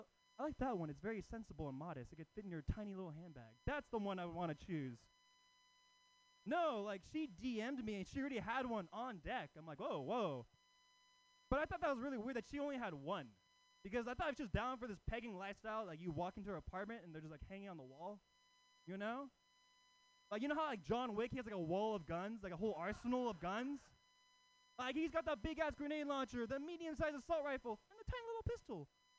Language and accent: English; Oakland, California, United States; But I'm actually not from San Francisco. I live in Oakland, you know, Oakland. Yeah, Oakland native across the East Bay.